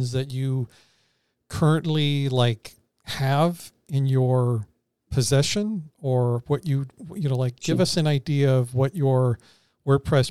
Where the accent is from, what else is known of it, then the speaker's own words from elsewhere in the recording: East Coast, United States; I'm from the United States. I live in Florida. I'm from the East Coast